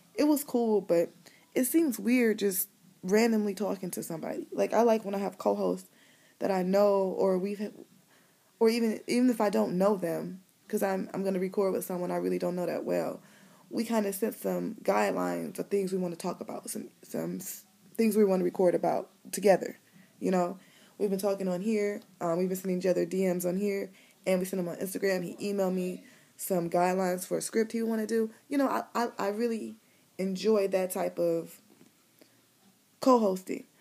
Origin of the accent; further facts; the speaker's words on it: Cleveland, Ohio, United States; I'm from Cleveland, I'm from the city